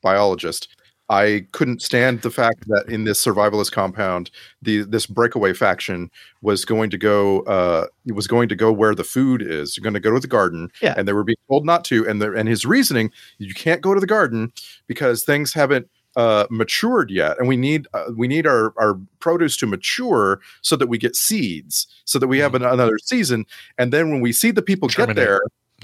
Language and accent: English; United States; also born or lived in Austin, Texas; my little boy growing up in America fantasies